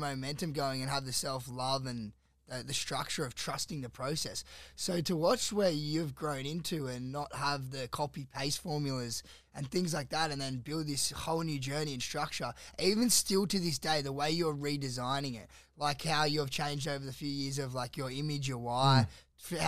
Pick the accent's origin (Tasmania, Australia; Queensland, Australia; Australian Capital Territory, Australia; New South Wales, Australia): Australian Capital Territory, Australia; Canberra; moved away as an adult; now in Gold Coast, Australia; I enjoyed growing up there, and I had a good life growing up there.